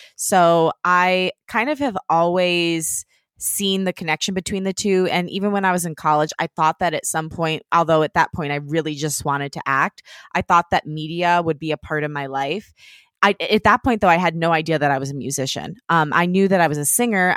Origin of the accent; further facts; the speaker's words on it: Detroit, Michigan, United States; moved away; Detroit, which is where I'm from